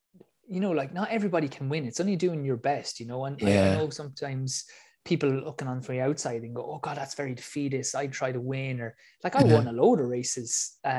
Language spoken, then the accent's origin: English; Ireland; I'm from Ireland.